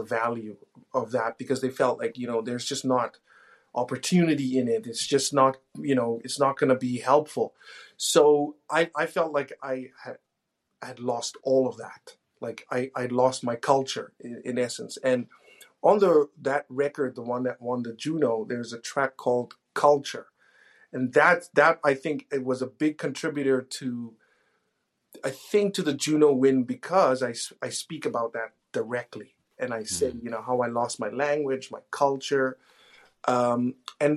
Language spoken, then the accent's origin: English; Namibia; moved away as an adult; now in Edmonton, Canada; I grew up in Namibia